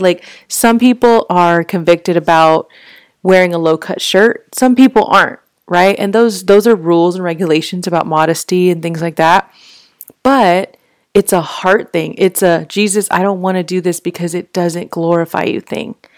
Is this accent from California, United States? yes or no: no; Fort Worth, Texas, United States; I grew up in Fort Worth